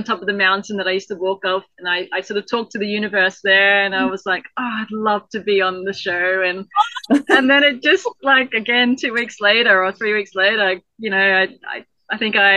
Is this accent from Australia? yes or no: yes; Tully, Queensland, Australia; We're from Tully. So Tully is like the wettest town in Queensland.